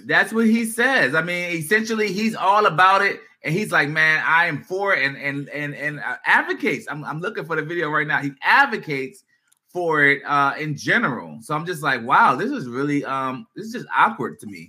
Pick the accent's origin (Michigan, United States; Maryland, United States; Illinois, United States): Maryland, United States; Prince George's County; we're from, uh, you know, this area. Uh, I'm not going to speak on it, PG County area